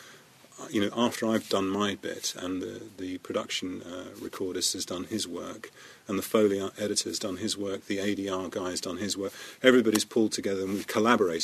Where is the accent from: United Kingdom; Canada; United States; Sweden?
United Kingdom; as a British, we were a British sound crew